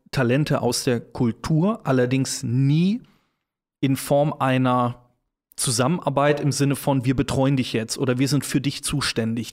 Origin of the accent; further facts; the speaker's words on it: Cologne, North Rhine-Westphalia, Germany; als gebürtiger Kölner